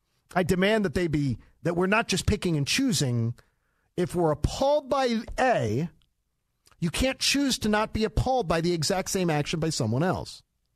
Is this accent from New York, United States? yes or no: no; Philadelphia, Pennsylvania, United States; defacing statues like in Philadelphia, in my hometown